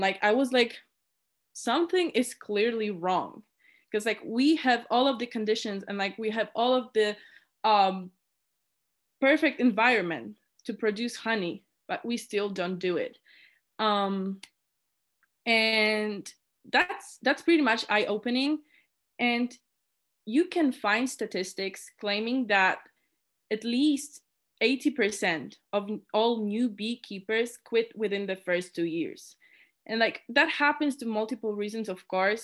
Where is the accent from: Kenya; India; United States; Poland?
Poland; moved away as an adult; now in Innsbruck, Austria; I was born and raised in Poland, and now, now I live in Innsbruck, Austria